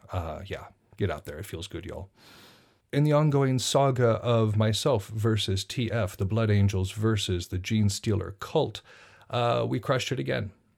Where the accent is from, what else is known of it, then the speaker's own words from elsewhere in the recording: Montana, United States; I'm from Montana